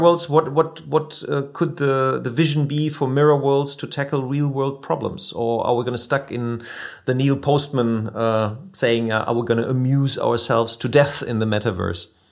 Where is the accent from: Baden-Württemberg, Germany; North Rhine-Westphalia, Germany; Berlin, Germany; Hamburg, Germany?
North Rhine-Westphalia, Germany; near Wuppertal; the company nearby my hometown, like uh, in, in Wuppertal